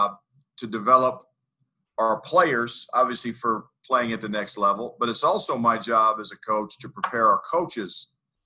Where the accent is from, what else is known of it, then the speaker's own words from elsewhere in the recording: Greeley, Colorado, United States; also born or lived in Lawrence, Kansas / Boulder, Colorado; I worked in Greeley, Colorado, which is my hometown.